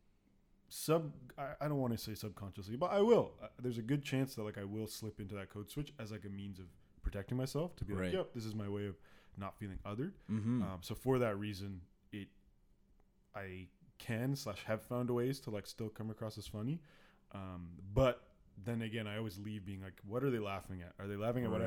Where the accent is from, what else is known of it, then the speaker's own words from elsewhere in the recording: Pickering, Ontario, Canada; also born or lived in Ajax, Ontario; I grew up in Ajax and then Pickering